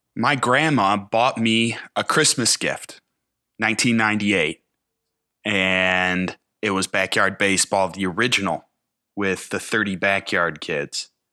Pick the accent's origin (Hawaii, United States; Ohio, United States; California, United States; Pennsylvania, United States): Ohio, United States; Cleveland; I grew up in Cleveland area as an Indians fan.